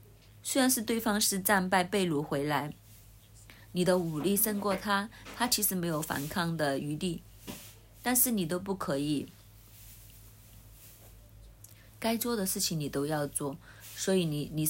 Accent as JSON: {"language": "Chinese", "country": "Hong Kong", "said": "就好像我们香港人一样，我们会通知亲朋戚友，给一喜帖"}